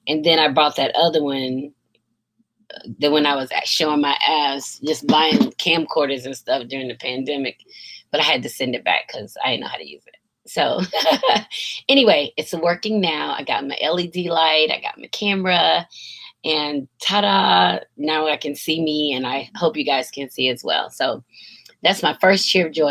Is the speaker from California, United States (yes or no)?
no; Kingston, Georgia, United States; my hometown of Cartersville, Kingston, Georgia